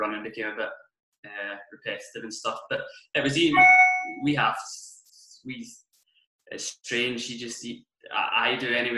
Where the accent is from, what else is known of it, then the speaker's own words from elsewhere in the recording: Troon, Scotland, United Kingdom; I grew up in Trun